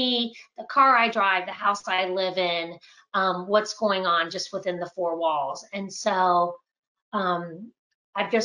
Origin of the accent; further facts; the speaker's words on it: Winter Park, Florida, United States; I grew up here in Winter Park, and I am the youngest of five